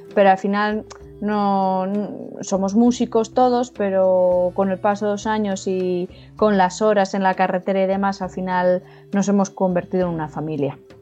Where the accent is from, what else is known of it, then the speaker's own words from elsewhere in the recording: Ibi, Valencian Community, Spain; now in Galicia, Spain; mi corazoncito ibense